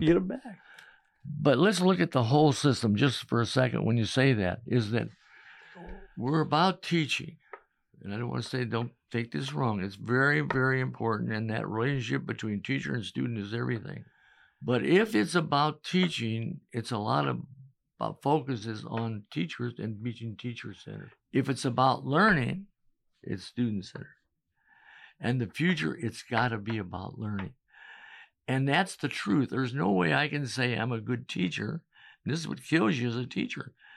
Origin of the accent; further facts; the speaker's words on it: Chicago, Illinois, United States; moved away as an adult; also born or lived in New York; now in Manhattan, Kansas, United States; I was from Chicago